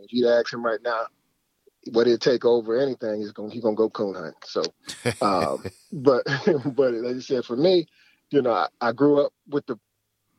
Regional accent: Dayton, Ohio, United States; Right here in Ohio

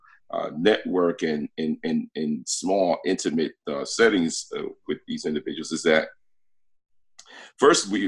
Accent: New York City, New York, United States; also born or lived in Brooklyn, New York; I was born in Brooklyn, New York, you know. Okay. And raised in the South Bronx

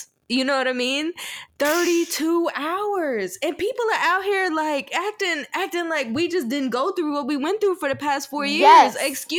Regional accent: the South, United States; this might be a little off the wall, but this is probably because I was raised in the South.

